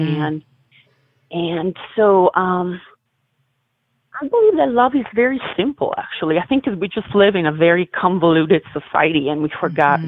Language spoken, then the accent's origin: English; Milan, Lombardy, Italy; moved away; I'm originally from Milan. I'm from Italy.